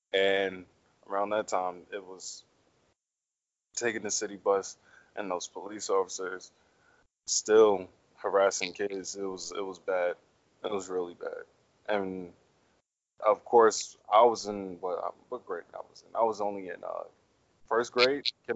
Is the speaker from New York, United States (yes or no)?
yes; New York, United States; growing up in New York was real tough around that time